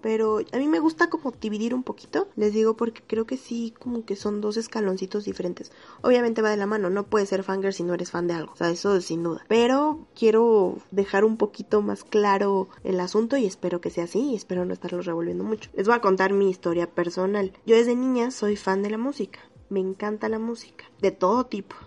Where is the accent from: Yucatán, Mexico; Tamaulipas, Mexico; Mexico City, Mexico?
Mexico City, Mexico; soy de la Ciudad de México